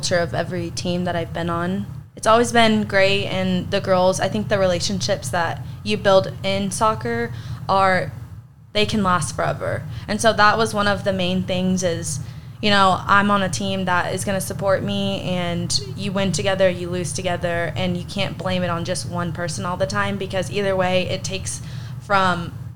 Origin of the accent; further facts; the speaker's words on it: Abilene, Texas, United States; moved away as an adult; now in Alpine, United States; I just ultimately didn't want to stay in Abilene. I was like, I need to get out. And then I came to Alpine